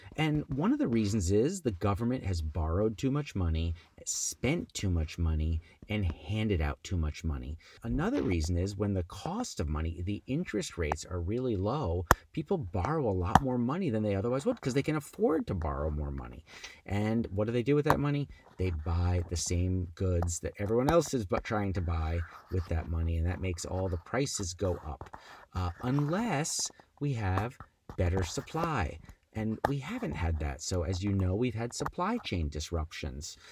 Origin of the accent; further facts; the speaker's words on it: New Jersey, United States; my parents came, and I grew up in New Jersey